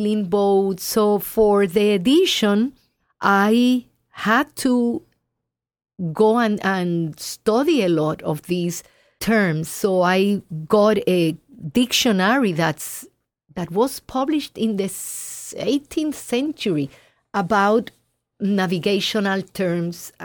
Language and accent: English; Puerto Rico; Puerto Rico, my home country.